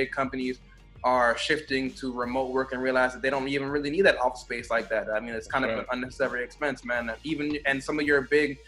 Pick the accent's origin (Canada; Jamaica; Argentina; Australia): Jamaica; also born or lived in South Florida; I'm Jamaican